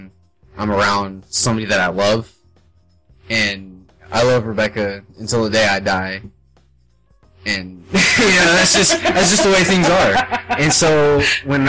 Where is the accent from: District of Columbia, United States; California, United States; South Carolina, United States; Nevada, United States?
Nevada, United States; Las Vegas; moved away as an adult; I've always lived with my family all my life, my mom, my grandma. I've lived with them, and this is the first time I've ever really been outside of Las Vegas